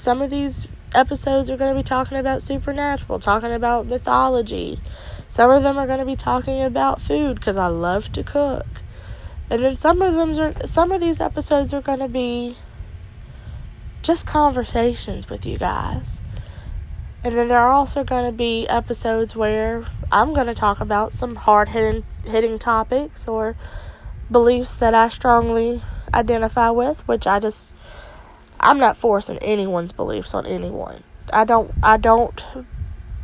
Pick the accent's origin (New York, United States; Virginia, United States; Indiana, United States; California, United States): Virginia, United States; Altavista; I am from Alta Vista, Virginia